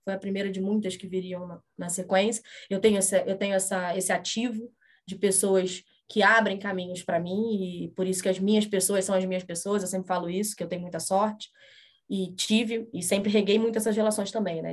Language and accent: Portuguese; Rio de Janeiro, Brazil; Eu sou do Rio de Janeiro